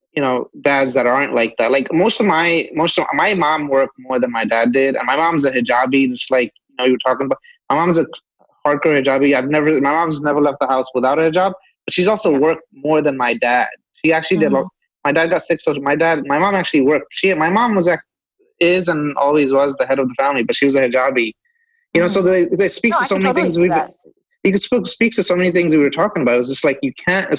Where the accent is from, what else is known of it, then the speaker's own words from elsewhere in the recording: New York City, New York, United States; I grew up in Brooklyn. I grew up in Kensington, but I left there in 2005